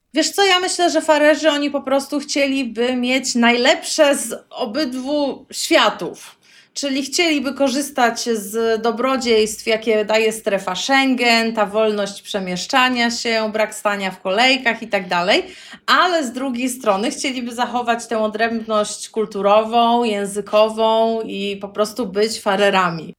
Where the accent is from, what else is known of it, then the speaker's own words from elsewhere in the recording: Poland; moved away as an adult; also born or lived in Gdańsk, Poland (parents live there) / Montevideo, Uruguay; now in Faroe Islands; jestem z Polski